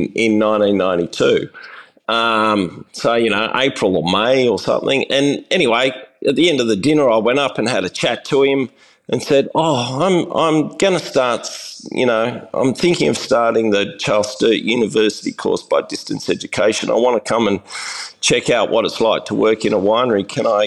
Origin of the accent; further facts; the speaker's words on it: Sydney, New South Wales, Australia; I'm a Sydney suburban boy. Grew up in the suburbs